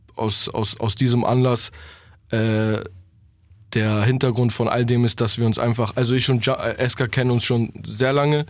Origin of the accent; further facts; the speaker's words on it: Berlin, Germany; moved away; bleibt es der Ort, wo ich herkomme